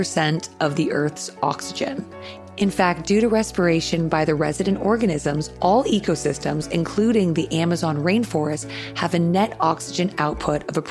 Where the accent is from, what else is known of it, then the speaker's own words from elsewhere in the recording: Canada; being Canadian